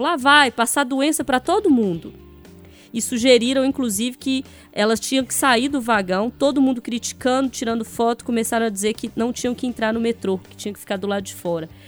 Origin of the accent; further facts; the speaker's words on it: Sete Lagoas, Minas Gerais, Brazil; Eu sou de Sete Lagoas